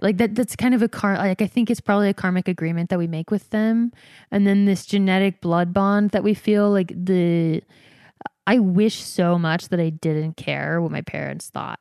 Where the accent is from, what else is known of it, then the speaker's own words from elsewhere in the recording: Georgia, United States; moved away; also born or lived in Provo, Utah; I grew up Mormon in Georgia